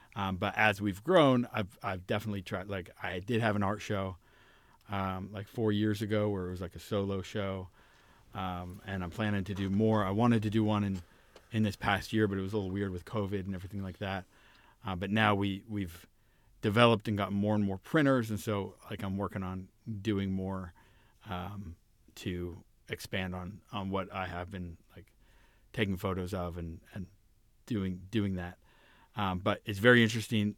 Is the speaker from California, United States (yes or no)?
yes; Orange County, California, United States; I grew up in Orange County, California